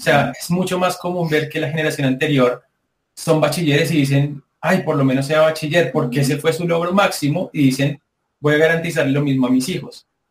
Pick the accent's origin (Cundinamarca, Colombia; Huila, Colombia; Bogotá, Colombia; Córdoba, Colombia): Cundinamarca, Colombia; Soacha; venimos de Soacha. es casi que pegado a Bogotá